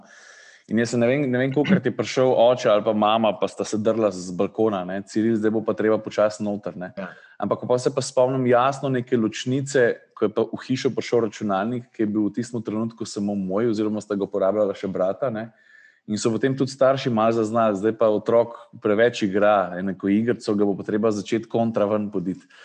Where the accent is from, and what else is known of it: Slovenia